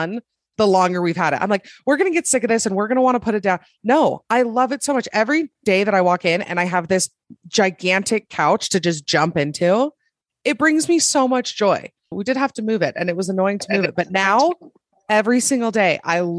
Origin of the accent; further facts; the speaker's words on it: Utah, United States; also born or lived in Salt Lake City, Utah; I'm from Utah. I live in Salt Lake.